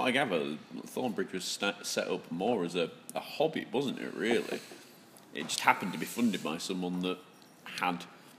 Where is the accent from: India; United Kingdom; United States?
United Kingdom; Yorkshire and the Humber; I'm well known for living up to many of my stereotypes as a Yorkshireman, including being tight.